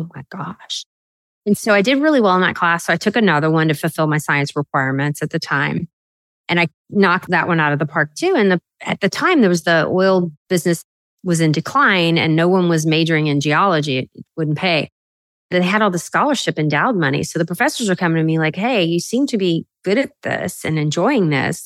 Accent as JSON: {"language": "English", "region": "South Louisiana", "country": "United States", "tie": "born or raised there", "said": "I grew up in South Louisiana where girls didn't become doctors"}